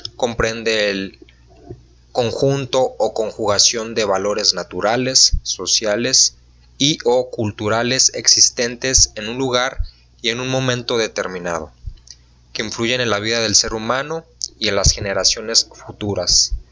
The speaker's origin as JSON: {"language": "Spanish", "country": "Mexico", "said": "nosotros como ciudadanos mexicanos"}